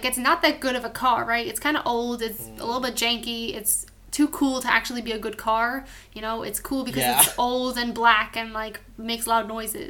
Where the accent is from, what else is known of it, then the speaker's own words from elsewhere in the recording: New York City, New York, United States; I'm from New York City.